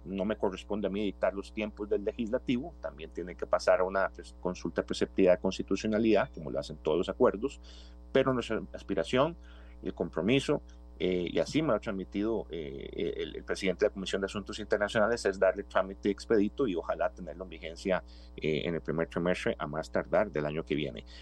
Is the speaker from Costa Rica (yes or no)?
yes; Costa Rica